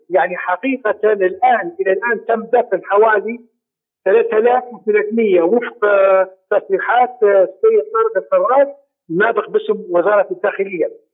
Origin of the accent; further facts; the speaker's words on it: Libya; نحن كليبيين